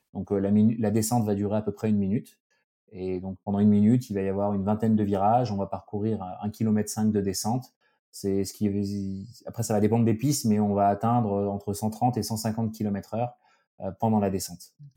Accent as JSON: {"language": "French", "area": "Alsace", "region": "Grand Est", "country": "France", "tie": "born or raised there", "also_born_or_lived": "Grenoble", "moved": "as an adult", "said": "j'ai grandi en Alsace"}